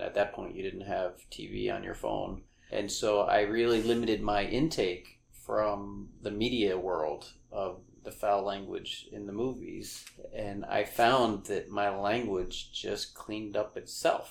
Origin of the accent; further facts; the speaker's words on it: Long Island, New York, United States; I grew up on Long Island in New York in a blue-collar town